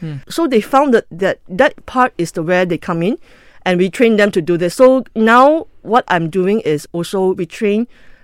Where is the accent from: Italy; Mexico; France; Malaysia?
Malaysia; Ipoh, Perak; now in Kuala Lumpur, Malaysia; I'm from Ipoh.